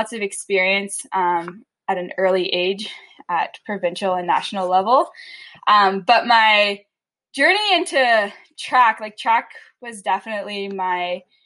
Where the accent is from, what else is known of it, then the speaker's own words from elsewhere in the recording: Batawa, Ontario, Canada; now in Calgary, Canada; I grew up in Battawa